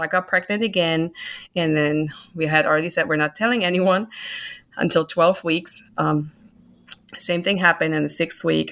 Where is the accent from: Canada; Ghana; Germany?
Germany; moved away as an adult; now in United States; I'm originally from Germany, born and grown up there, spent my first twenty-nine years there.